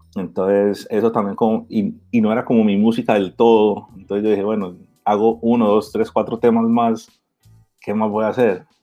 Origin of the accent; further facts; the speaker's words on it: Miami, Florida, United States; moved away as an adult; also born or lived in Barranquilla, Colombia; now in Colombia; colombiano, me crié en Miami.